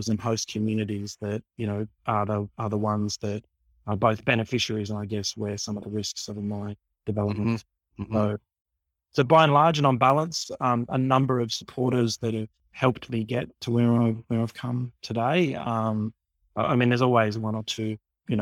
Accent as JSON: {"language": "English", "town": "Sydney", "region": "New South Wales", "country": "Australia", "tie": "born or raised there", "said": "I was born in Sydney. I grew up in the community of Redfern"}